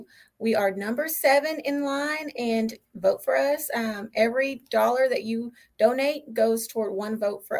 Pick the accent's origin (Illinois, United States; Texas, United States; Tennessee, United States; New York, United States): Texas, United States; Beaumont; I am the healthcare administrator at Calder Woods here in Beaumont. I do live in Beaumont. I grew up in Beaumont.